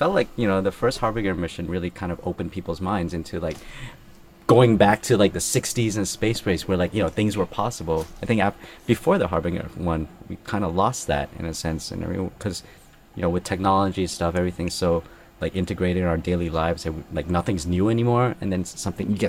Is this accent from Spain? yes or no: no; Thailand; also born or lived in Brooklyn; physically where we come from, we're all from Thailand